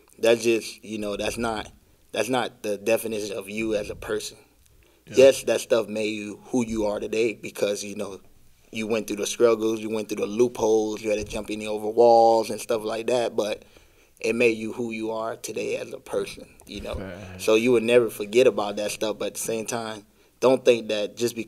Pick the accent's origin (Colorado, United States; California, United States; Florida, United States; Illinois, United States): Florida, United States; Broward County; also born or lived in Miami, Florida; I was born in Miami and raised in Broward County